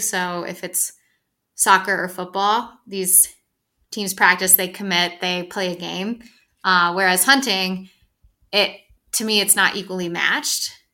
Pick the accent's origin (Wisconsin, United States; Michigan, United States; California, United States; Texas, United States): Michigan, United States; Ann Arbor; moved away as an adult; also born or lived in Dexter, Michigan; now in Colorado, United States; I'm from Ann Arbor, but I went to school in Dexter